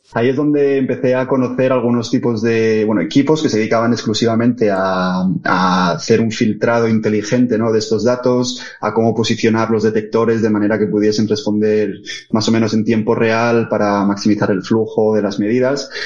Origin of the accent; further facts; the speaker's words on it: Oviedo, Asturias, Spain; moved away as an adult; now in Madrid, Spain; Mis, padres, mis abuelos son todos asturianos, yo, bueno, crecí en Oviedo